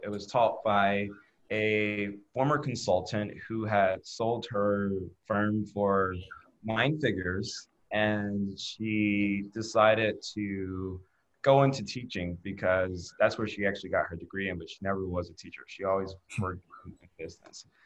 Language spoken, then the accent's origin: English; Chicago, Illinois, United States; I was born and raised outside Chicago. I went through the Chicago public school system